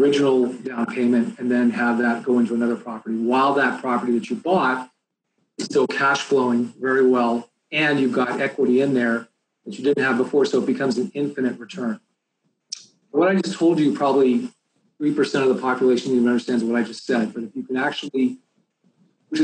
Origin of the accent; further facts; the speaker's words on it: Bay Area, California, United States; I'm from the Bay Area